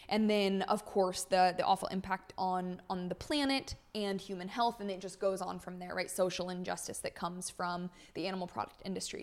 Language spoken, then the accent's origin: English; California, United States; moved away; born and raised in California